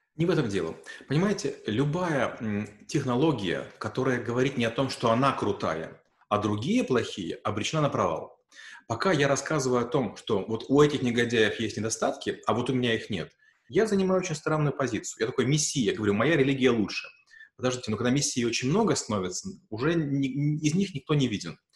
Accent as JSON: {"language": "Russian", "country": "Ukraine", "moved": "as an adult", "lives_now": "Russia", "said": "Я украинец, я в России живу уже там 8 лет"}